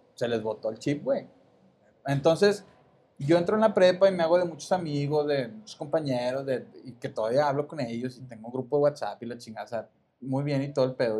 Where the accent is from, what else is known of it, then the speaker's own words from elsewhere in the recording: Monterrey, Nuevo León, Mexico; Yo soy del sur de Monterrey.